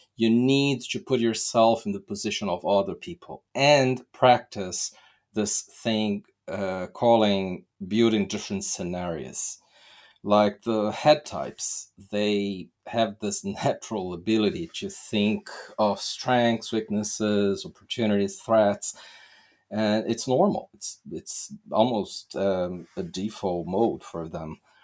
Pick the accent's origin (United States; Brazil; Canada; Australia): Brazil; I'm from Brazil